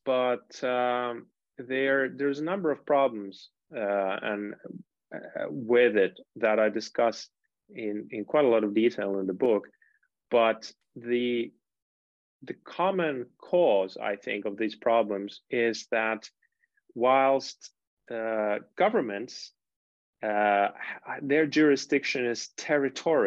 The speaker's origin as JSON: {"language": "English", "country": "Finland", "moved": "yes", "said": "I'm from Finland originally"}